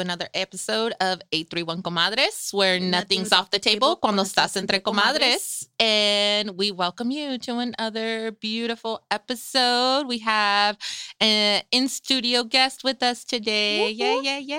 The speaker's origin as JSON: {"language": "English", "town": "Salinas", "region": "California", "country": "United States", "tie": "born or raised there", "said": "both Frenchie and I were born and raised here in Salinas."}